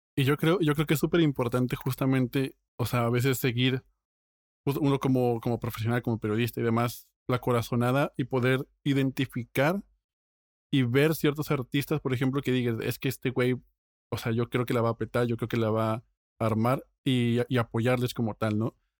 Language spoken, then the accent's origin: Spanish; Mexico; yo como mexicano